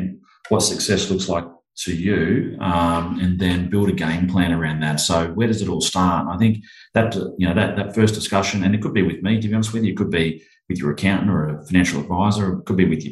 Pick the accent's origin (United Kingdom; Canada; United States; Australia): Australia; Central Coast, New South Wales; moved away as an adult; also born or lived in Bundaberg, Queensland / Brisbane, Queensland; now in Sunshine Coast, Australia; we grew up on the Central Coast, just north of Sydney, in New South Wales there